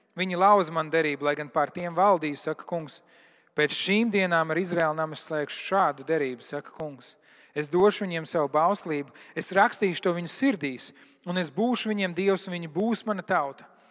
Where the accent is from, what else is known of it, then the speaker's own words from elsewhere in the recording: Latvia; Es esmu kristietis no Latvijas